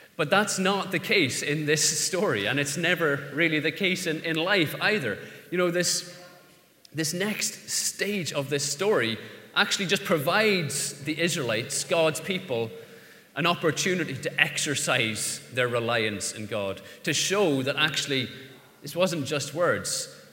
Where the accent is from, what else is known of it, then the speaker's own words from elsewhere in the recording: Ireland; as an Irishman, the, the letter R is problematic